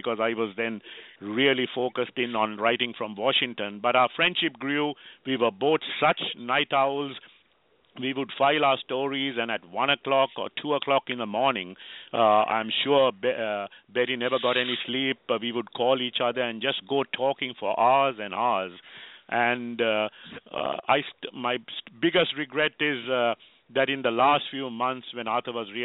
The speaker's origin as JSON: {"language": "English", "country": "Sri Lanka", "moved": "yes", "lives_now": "Herndon, Virginia, United States", "said": "a Sri Lankan"}